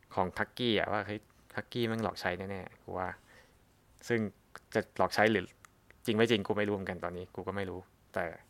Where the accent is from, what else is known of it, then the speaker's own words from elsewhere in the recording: Southern Thailand, Thailand; ในฐานะที่เป็นคนใต้